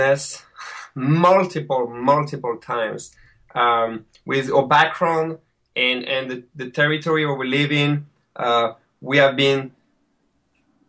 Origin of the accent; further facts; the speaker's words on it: France; accent: French; English is a second language; moved away as an adult; now in Rochester, New York, United States; my French accent